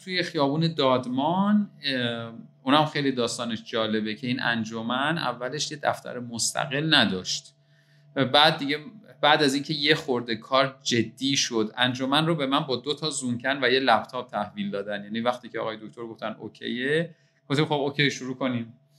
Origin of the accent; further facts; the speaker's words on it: Qazvin, Qazvin Province, Iran; moved away as an adult; now in Tehran, Iran; در شهر قزوین به دنیا آمدم و همونجا تا 18 سالگی زندگی کردم